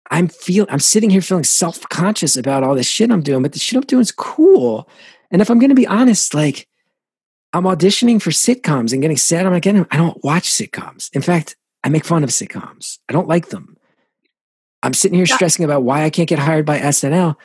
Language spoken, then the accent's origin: English; New Jersey, United States; growing up in Jersey